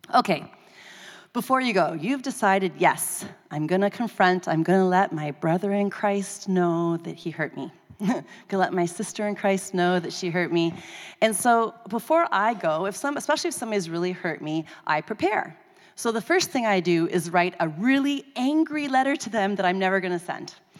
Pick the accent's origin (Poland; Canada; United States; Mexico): Canada; I'm Canadian.